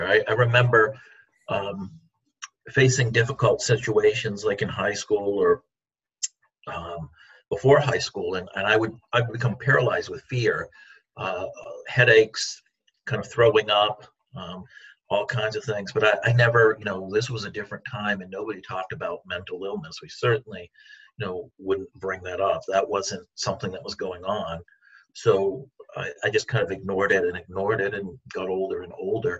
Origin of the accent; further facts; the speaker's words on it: South Carolina, United States; now in Maine, United States; I grew up in South Carolina, escaped there as soon as I could to come back to Maine where I was born